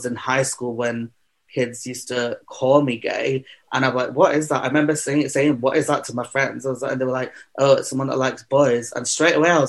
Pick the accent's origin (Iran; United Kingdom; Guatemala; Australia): United Kingdom; Manchester, North West England; I was born and bred in Manchester. I am a Manchester queen through and through.